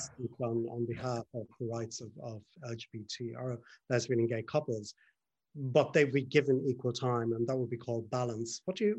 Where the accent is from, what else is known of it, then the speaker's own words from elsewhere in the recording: Ireland; also born or lived in Dublin; I'm from Ireland. I was living in Dublin at the time.